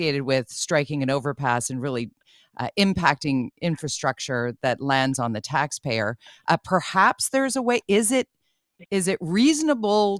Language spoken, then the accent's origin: English; Tsawwassen, British Columbia, Canada; I grew up in Tawasin